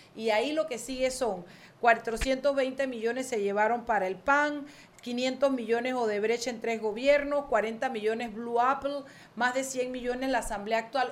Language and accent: Spanish; David, Chiriquí, Panama; moved away; la feria de mi pueblo, la feria de San José de David